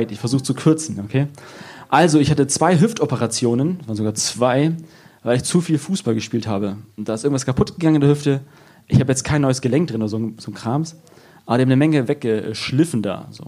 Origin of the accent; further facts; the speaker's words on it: Lower Saxony, Germany; Also ich bin aus Friese und ich nuschel, das ist so wie Veranlagung.